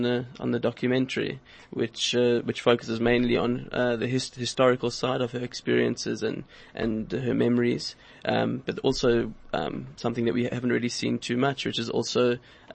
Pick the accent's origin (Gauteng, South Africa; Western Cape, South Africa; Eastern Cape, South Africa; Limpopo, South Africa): Western Cape, South Africa; Cape Town; I grew up in Cape Town